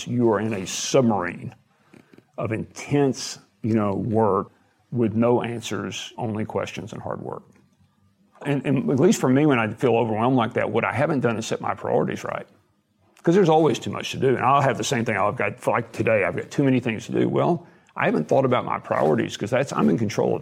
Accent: Abilene, Texas, United States; He was somebody I knew from my hometown

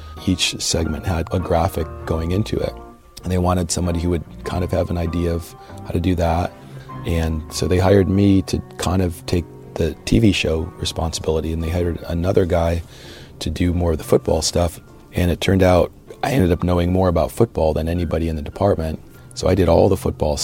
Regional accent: Cleveland, Ohio, United States; Born and raised in the Cleveland area

